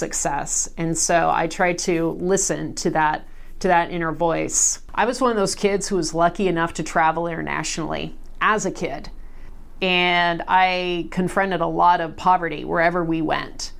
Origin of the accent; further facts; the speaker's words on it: Salem, Oregon, United States; Born and raised in Salem